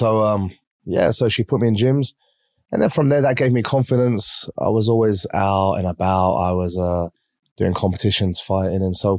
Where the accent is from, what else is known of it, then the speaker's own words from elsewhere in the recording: Essex, East of England, United Kingdom; also born or lived in London; now in Dubai, United Arab Emirates; I was born and raised in the UK, okay. London, like everyone else, but I was raised the majority of my life in Essex. Uh-huh. You probably wouldn't have heard of it. It's like a suburb, we're known for like chavs.